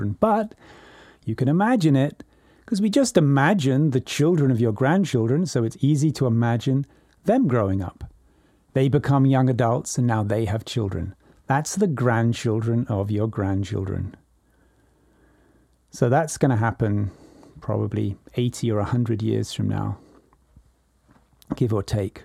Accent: England, United Kingdom; now in California, United States; I was born in 1957 in England, and I write this to you now from California

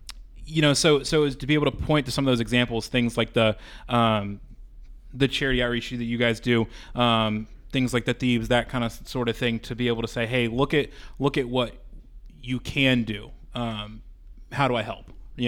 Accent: Metro Atlanta, Georgia, United States; moved away as an adult; also born or lived in Birmingham; now in St. Louis, United States; I grew up in Metro Atlanta in a small town, about 45 minutes northeast of Atlanta, and went to college in a town that was even smaller. So Birmingham was the biggest city I'd ever lived in, and now St. Louis is the biggest city I've ever lived in.

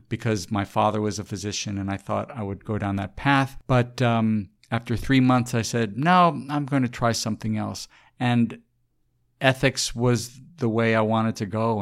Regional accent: San Antonio, Texas, United States; I grew up in San Antonio

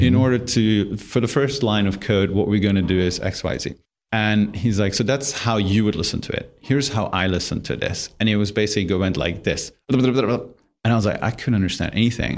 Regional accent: Germany; English is a second language; moved away; I grew up in Germany in a tiny little village, like two thousand people

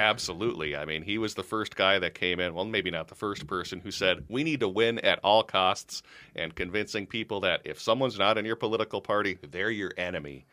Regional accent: Minnesota, United States; also born or lived in Los Angeles, California; Dad got a job back in Minnesota, so that's how I ended up here, probably when I was about like seven or eight years old

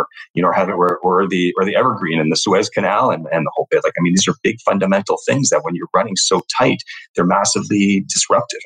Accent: Toronto, Ontario, Canada; I grew up in Toronto, you know, downtown Toronto proper

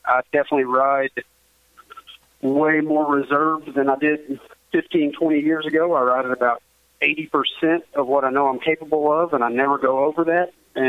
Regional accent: Arkansas, United States; You know, of course, I'm from Arkansas. I raced Arkansas, Oklahoma, Texas

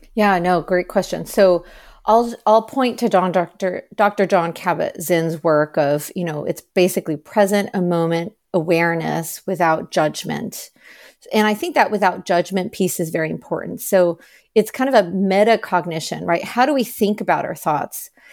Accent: United States; I am Chinese American, so my paternal grandparents were practicing Buddhist.

